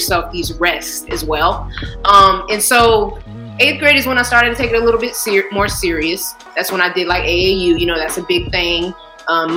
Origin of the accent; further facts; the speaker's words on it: Jacksonville, Florida, United States; my hometown, Jacksonville, Florida